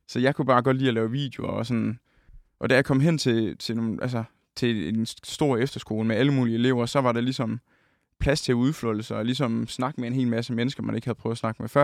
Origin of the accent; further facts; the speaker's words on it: Holsted, Southern Denmark, Denmark; Vi står på min, øh, min forældres sådan, første sal øh, hjemme i Holsted